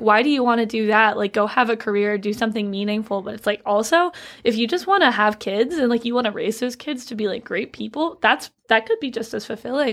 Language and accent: English; Georgia, United States; I'm from Georgia